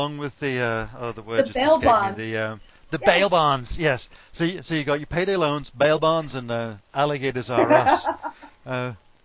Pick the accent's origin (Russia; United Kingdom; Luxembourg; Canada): United Kingdom; moved away as an adult; now in United States; I am a Brit